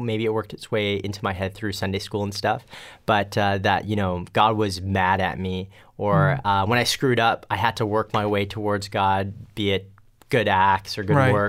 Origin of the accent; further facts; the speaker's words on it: Pasadena, California, United States; now in Richmond, Canada; I'm actually from California, so Pasadena, California was where I was born, and we moved out here to Richmond, BC about 1992